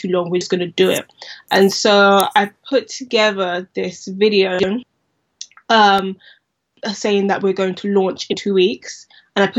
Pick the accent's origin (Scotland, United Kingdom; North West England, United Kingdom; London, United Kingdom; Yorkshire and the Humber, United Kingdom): London, United Kingdom; growing up in Southeast London, we used to always go to Lewisham High Street to get our Afro hair products